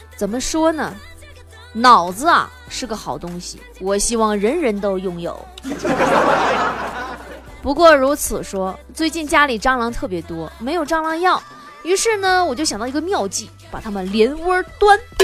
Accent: Northeast China, China; 俺们东北人小时候也不太喜欢打架

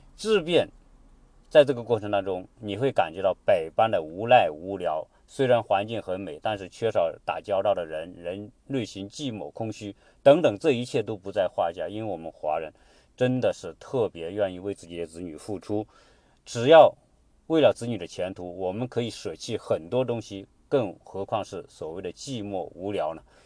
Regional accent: China

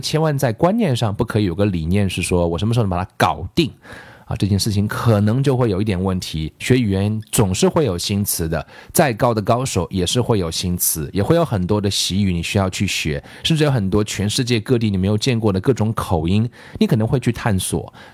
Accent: China; 我们中国人都有句谚语

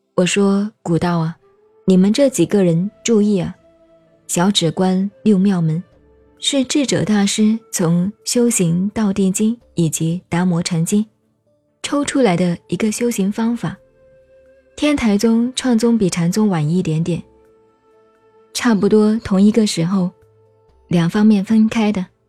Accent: China; 我们中国人

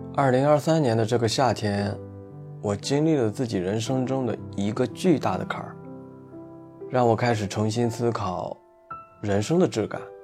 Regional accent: Shandong, China; 作为一名土生土长的山东人

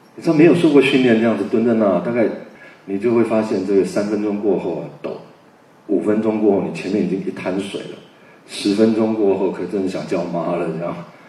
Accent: Taipei, Taiwan; 我是在那样的一个一个地方长大

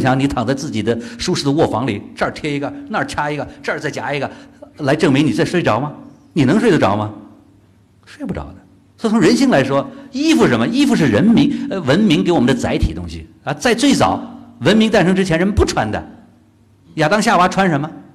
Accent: China; 我们中国人

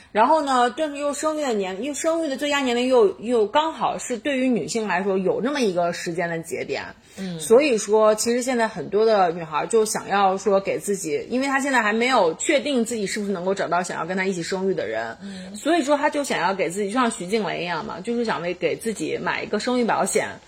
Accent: China; 我们中国人

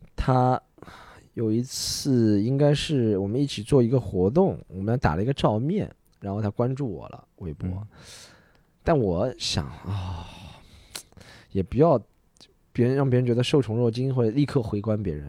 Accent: Shanghai, China; 我们上海人怎么可能是外地人啊

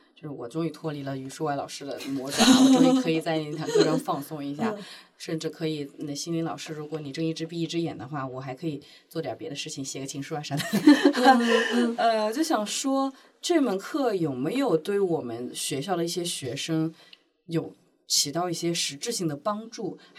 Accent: Hubei, China; now in Shanghai, China; 湖北就是我是湖北人，到现在还是考三语数外，

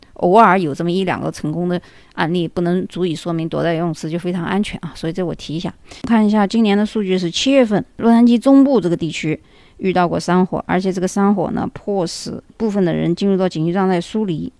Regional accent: China; moved away; 我们中国人

